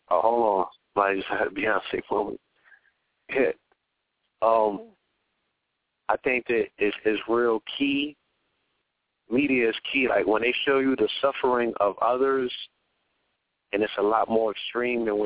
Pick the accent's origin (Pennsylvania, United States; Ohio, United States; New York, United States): New York, United States; New York City; I'm in my hometown, Flatbush.